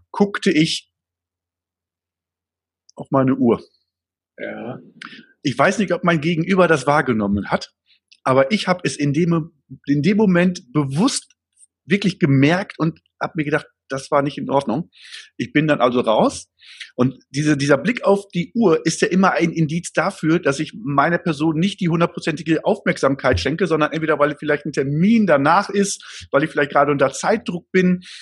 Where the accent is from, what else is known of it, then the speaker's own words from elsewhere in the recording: Gronau, North Rhine-Westphalia, Germany; ich komme aus Gronau, äh, war ein Karstadt, ähm, Einzelhandel